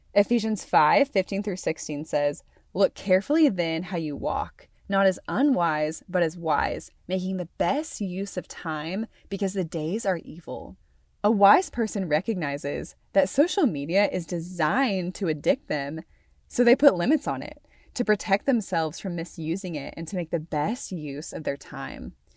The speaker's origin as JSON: {"language": "English", "town": "Conway", "region": "Arkansas", "country": "United States", "tie": "born or raised there", "also_born_or_lived": "Amarillo, Texas / Stillwater, Oklahoma", "moved": "as an adult", "lives_now": "Wyoming, United States", "said": "raised in Conway, Arkansas"}